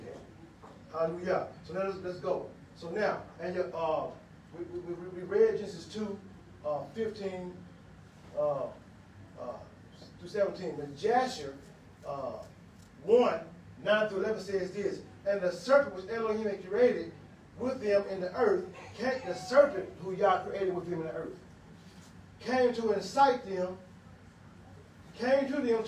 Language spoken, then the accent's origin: English; Huntsville, Alabama, United States; accent: Ebonics; I was born in Mather Hills, Huntsville, Alabama, in the hood, in the ghetto. I was born in the hospital when I came to the hood. And I said, I learned Ebonics